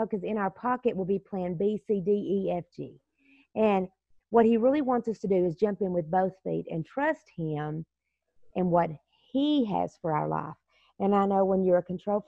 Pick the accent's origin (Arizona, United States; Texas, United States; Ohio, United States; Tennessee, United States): Texas, United States; I was raised in the South where, a lot of times I'll say I'm Texas raised, Jesus saved